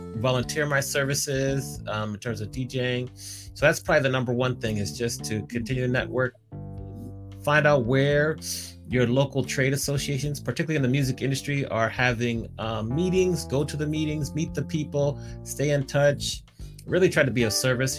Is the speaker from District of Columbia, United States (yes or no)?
yes; Washington, District of Columbia, United States; now in California, United States; I grew up in the Washington, D.C. area. I've been here in California